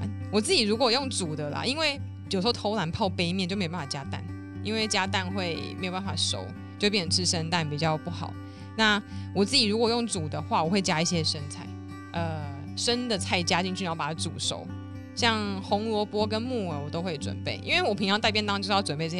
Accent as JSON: {"language": "Chinese", "town": "Neihu", "region": "Taipei", "country": "Taiwan", "tie": "born or raised there", "said": "因为我是土生土长的内湖小姐，内湖超多吃的，超方便，好吗？我这边要平反一下。内湖国的人，希望大家可以帮我留言支持。"}